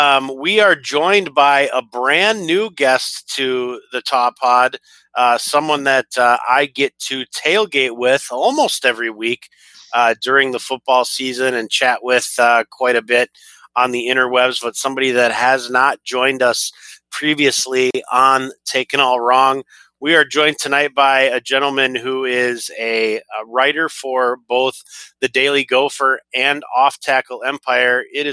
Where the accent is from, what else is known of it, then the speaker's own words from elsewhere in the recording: Canada; Hey, as a Canadian, I want to wish you a happy Boxing Day.